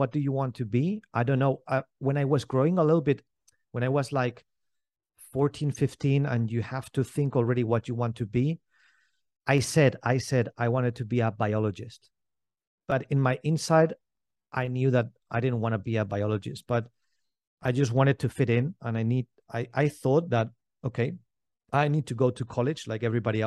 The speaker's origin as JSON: {"language": "English", "region": "Valencian Community", "country": "Spain", "tie": "born or raised there", "said": "I grew up here in Spain. My father is German. My mother is Greek."}